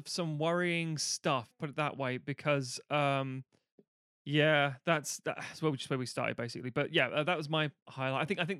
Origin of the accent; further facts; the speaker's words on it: United Kingdom; being British, we live on an island of fairly moderate